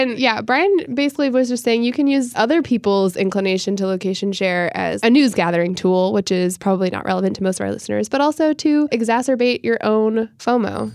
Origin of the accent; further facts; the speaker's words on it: upstate New York, United States; moved away; my hometown, which is a very small hamlet in upstate New York